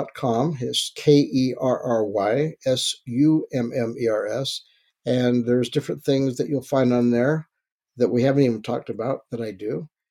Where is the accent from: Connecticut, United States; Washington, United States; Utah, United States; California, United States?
Utah, United States; Salt Lake City; I was born in Salt Lake City, and I had three sisters: two older, one younger